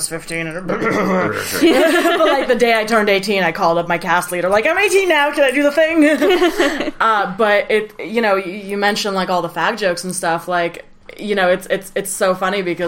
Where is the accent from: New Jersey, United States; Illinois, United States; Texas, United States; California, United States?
California, United States; Los Angeles; also born or lived in Russia / Israel; I've been in LA since I was nine